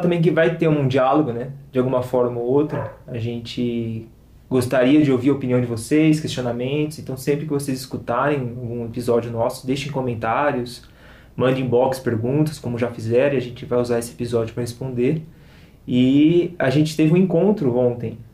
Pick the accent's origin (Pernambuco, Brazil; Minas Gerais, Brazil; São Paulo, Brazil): São Paulo, Brazil; nós somos de São Paulo